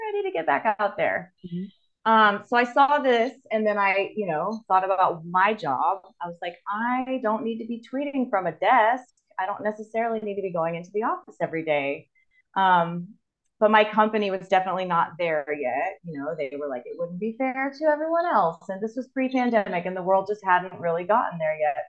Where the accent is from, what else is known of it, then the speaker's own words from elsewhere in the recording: Austin, Texas, United States; moved away as an adult; also born or lived in Chile / Germany / Spain / South Korea; now in Izmir, Turkey; I'm originally from Austin, Texas. That's where I grew up